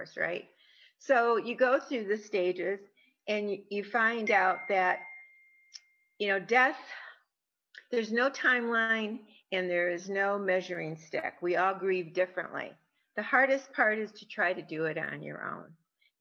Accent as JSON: {"language": "English", "region": "Michigan", "country": "United States", "moved": "as an adult", "lives_now": "Arizona, United States", "said": "originally I'm from Michigan. I'm now in Arizona. I've been here for 30 some years"}